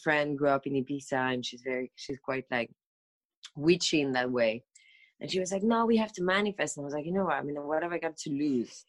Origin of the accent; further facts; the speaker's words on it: Paris, Île-de-France, France; moved away as an adult; also born or lived in London / New York; I grew up in Paris, and then I studied in London for a bit.